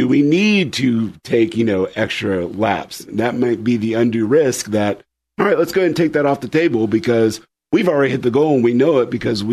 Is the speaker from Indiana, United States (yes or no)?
yes; Indiana, United States; moved away; I'm from Indiana originally, grew up around IndyCar racing